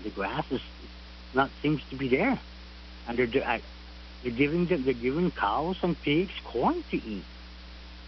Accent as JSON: {"language": "English", "town": "Barrigada", "country": "Guam", "said": "I'm from Barragata"}